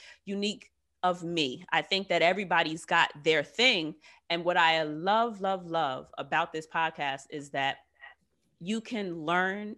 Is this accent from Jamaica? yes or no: no; United States; I too am 35 and have lived here all of my Black ass life.